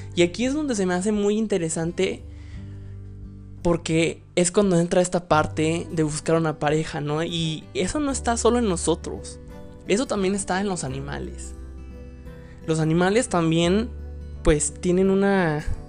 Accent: Mexico; soy mexicano

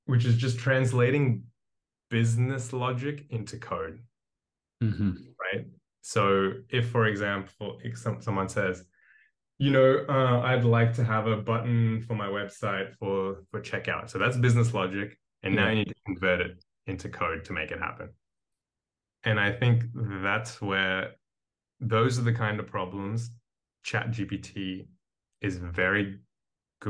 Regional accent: Australia; moved away as an adult; also born or lived in India; now in Berlin, Germany; I was born in India, but I grew up in Australia, and I've been in Berlin for the last 4 years

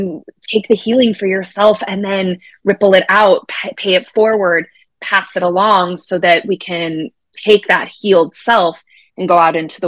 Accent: Colorado, United States; now in Minnesota, United States; I was born and raised in Colorado. I'm a sixth generation native.

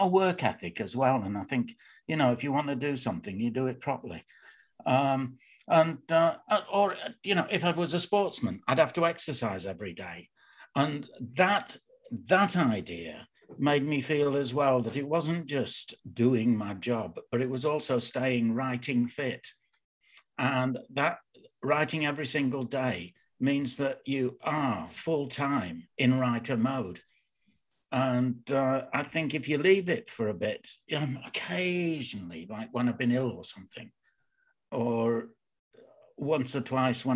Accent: Bradford, Yorkshire and the Humber, United Kingdom; I was born in Bradford, in Shipley, but I live in Bradford.

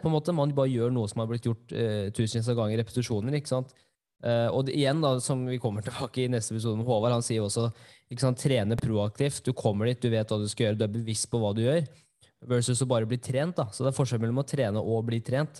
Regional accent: Norway; jeg er jo norsk

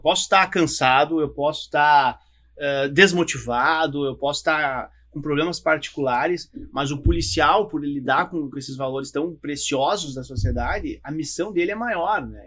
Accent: Rio Grande do Sul, Brazil; optei em ficar no Rio Grande do Sul, porque eu queria ficar na minha terra

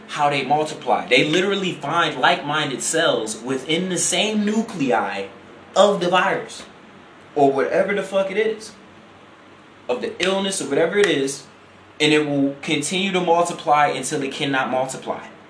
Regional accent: Chicago, Illinois, United States; I'm from Illinois, you know, from Chicago, I'm from I'm, I'm from the big city, man

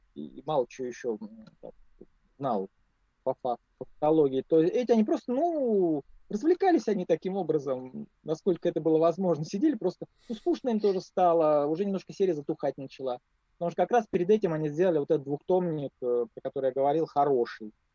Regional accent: Moscow, Russia; я москвич

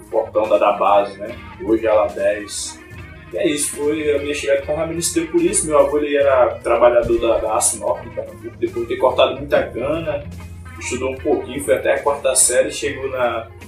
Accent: São Lourenço da Mata, Pernambuco, Brazil; born there; nasci em São Lourenço da Mata, em Pernambuco, né? região metropolitana do Recife

